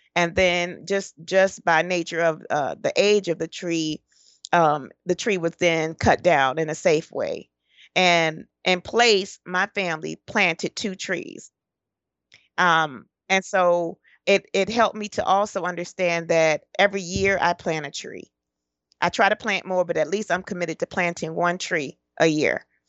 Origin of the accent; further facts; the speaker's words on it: Detroit, Michigan, United States; also born or lived in Florida / Georgia / Tennessee; born and raised in Detroit, Michigan.